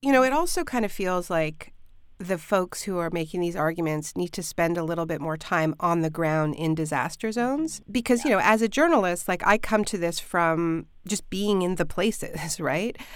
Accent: Canada; now in United States; I'm Canadian, I'm living in the States now, but in Ontario

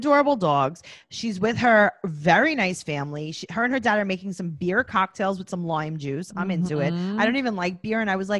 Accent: New York, United States; I'm from New York. I feel like I don't not live in Mexico.

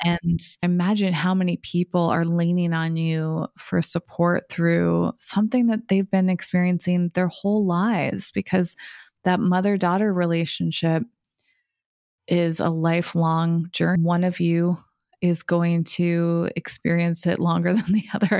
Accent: New England, United States; growing up in New England as white women

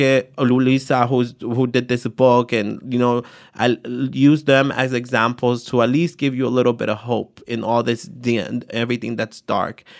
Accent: San Jose, California, United States; also born or lived in Atoyac de Álvarez, Guerrero, Mexico; I grew up in East Side San Jose

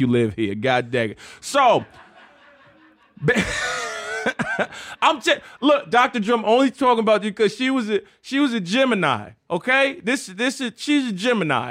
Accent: Chesapeake, Virginia, United States; I grew up, uh, in Chesapeake, Virginia

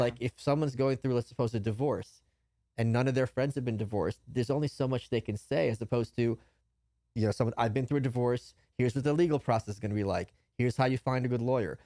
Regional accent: New York, United States; moved away as an adult; also born or lived in Brooklyn; now in Austin, United States; as a New Yorker

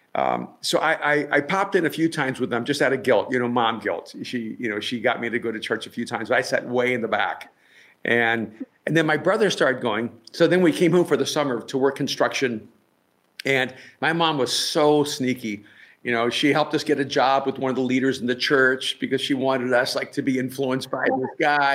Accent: El Salvador; I'm from El Salvador

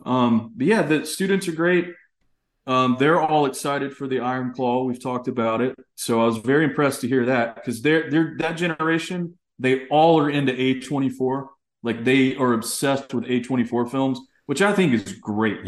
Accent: East Texas, United States; growing up in Texas

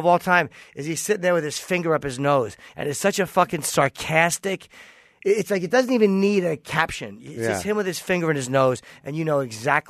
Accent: East Coast, United States; I'm a comedian from the East Coast.

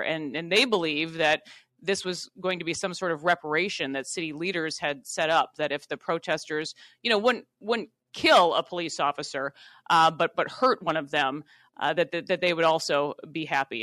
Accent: Worthington, Minnesota, United States; being a, a Minnesota native, I grew up in Worthington, Minnesota

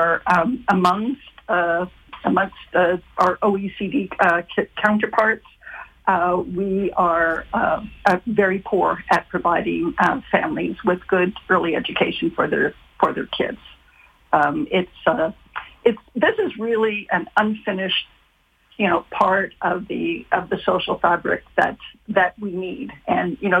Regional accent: Ontario, Canada; I'm from Ontario

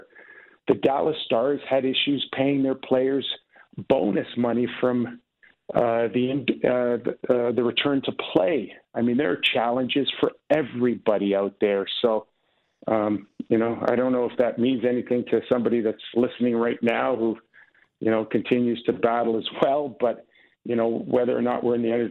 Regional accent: Canada; I'm Canadian. Yes, I was born in Canada

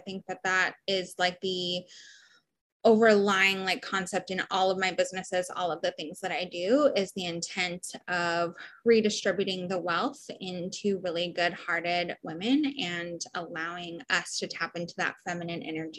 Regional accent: Honolulu, Hawaii, United States; also born or lived in Portland, Oregon / San Diego, California; I split my time. My whole life has been split between Honolulu, Hawaii, Portland, Oregon, and San Diego, California. My dad was in the Navy.

